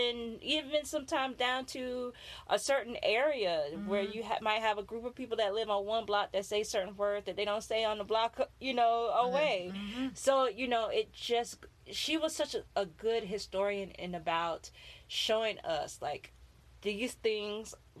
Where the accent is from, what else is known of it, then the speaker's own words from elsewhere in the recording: Florida, United States; also born or lived in Maryland; I'm from Florida.